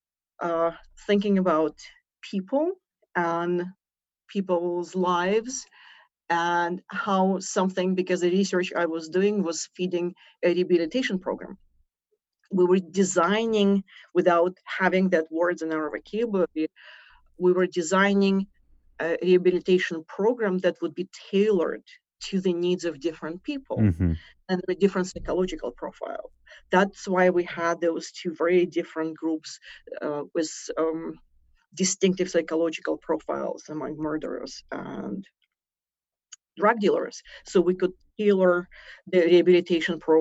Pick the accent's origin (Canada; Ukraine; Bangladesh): Ukraine; accent: Russian; moved away as an adult; I was born in Ukraine. The accent is Russian. The passport is British